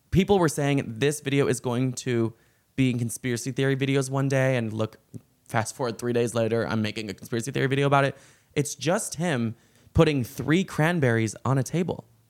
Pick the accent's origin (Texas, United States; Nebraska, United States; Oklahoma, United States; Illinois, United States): Illinois, United States; Chicago; I am from Chicago, though, and, like, when I grew up, I was always in, I was, like, in that time period when the Blackhawks kept winning